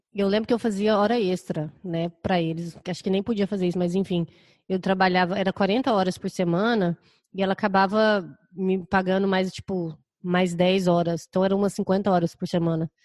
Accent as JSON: {"language": "Portuguese", "town": "Goiânia", "region": "Goiás", "country": "Brazil", "moved": "as an adult", "lives_now": "Chicago, United States", "said": "eu Sou de Goiânia."}